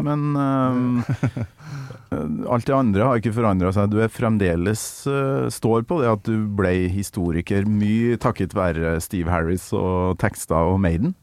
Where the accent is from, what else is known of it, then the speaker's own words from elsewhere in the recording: outside Rørvik, Trøndelag, Norway; der jeg kommer fra, utafor Rørvik i mm. Nord-Trøndelag